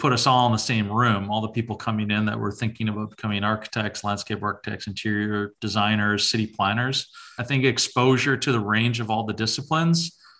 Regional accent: Winnipeg, Manitoba, Canada; St. James.

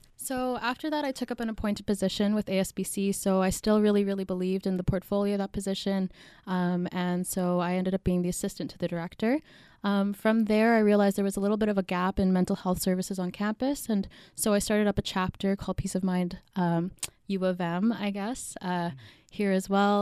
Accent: Winnipeg, Manitoba, Canada; I was born here in Winnipeg

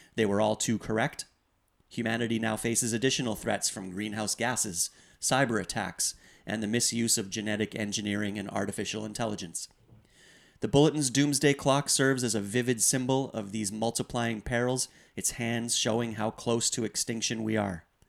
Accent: Canada; as Canadian citizens

